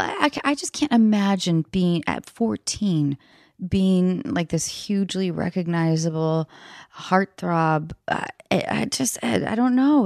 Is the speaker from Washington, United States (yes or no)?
yes; north of Seattle, Washington, United States; moved away; I was back in my hometown north of Seattle